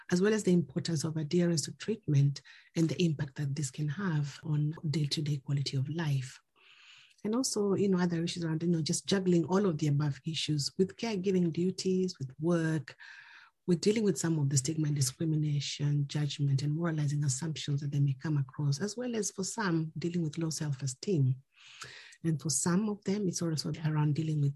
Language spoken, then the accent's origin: English; Kenya; now in London, United Kingdom; I am originally from Kenya, but I now live in London.